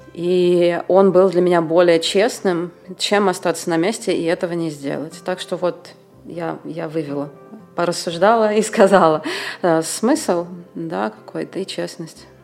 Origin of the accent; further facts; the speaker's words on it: Moscow, Russia; moved away as an adult; also born or lived in India / Thailand; now in Bulgaria; я в 19 лет уехала из Москвы